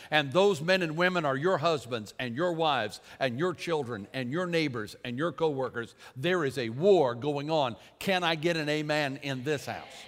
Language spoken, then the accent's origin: English; United States; I am an American